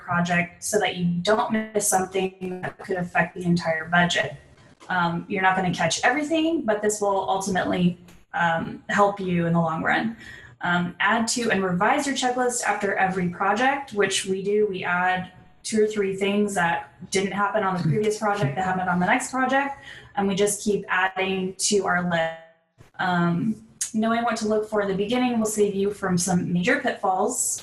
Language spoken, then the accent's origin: English; San Diego, California, United States; I'm originally from San Diego